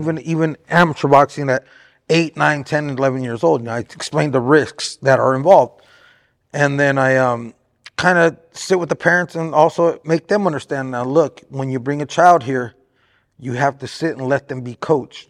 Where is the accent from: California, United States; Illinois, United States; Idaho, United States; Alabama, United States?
California, United States; Artesia; now in Riverside, United States; I was actually born in Artesia.